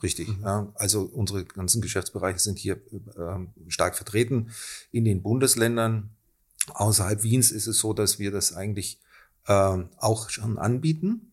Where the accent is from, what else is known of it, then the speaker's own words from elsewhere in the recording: Germany; moved away as an adult; now in Austria; ich bin nicht aus Österreich, ich bin Deutsch